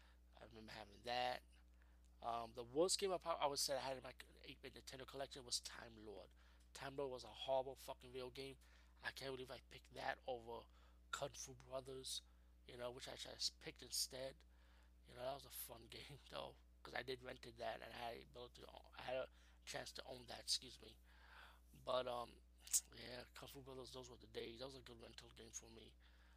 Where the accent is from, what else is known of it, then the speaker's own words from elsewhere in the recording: Bronx, New York, United States; I talk about growing up in the Bronx, so you can check out my Nobody Beats the Wiz episode.